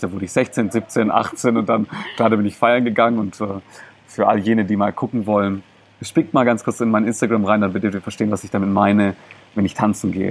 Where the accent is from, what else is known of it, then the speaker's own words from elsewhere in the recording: Germany; first language Greek; German is a second language; also born or lived in Greece (ancestry); ich bin hier in Deutschland geboren worden.